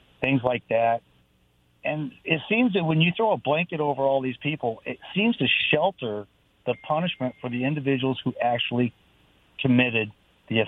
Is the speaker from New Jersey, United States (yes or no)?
no; Imperial Valley, Southern California, United States; now in Kennewick, United States; When I was growing up in Southern California, way, way Southern California, the Imperial Valley, back in the 70s and 80s